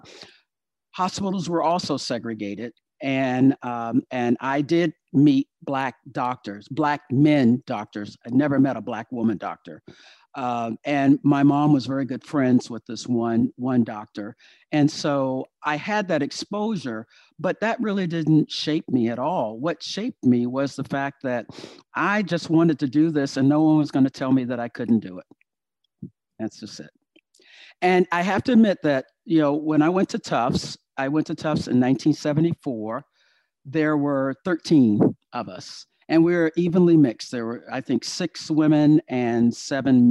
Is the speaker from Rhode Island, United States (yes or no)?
no; Virginia, United States; moved away; I am from Virginia.